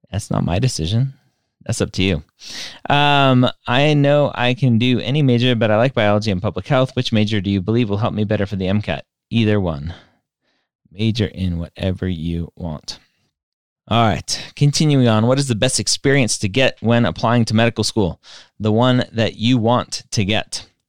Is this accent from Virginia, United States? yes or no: no; Southern California, United States; I am from Southern California